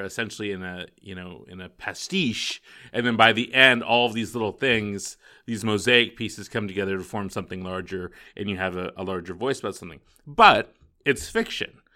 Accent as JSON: {"language": "English", "region": "Northern California", "country": "United States", "tie": "born or raised there", "lives_now": "Palm Springs, United States", "said": "I grew up in Northern California"}